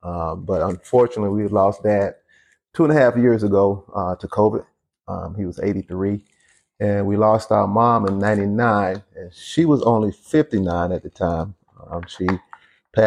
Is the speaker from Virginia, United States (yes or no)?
no; Waterloo, South Carolina, United States; now in Minnesota, United States; I'm originally from Waterloo, South Carolina. It's a small town in the upper state of South Carolina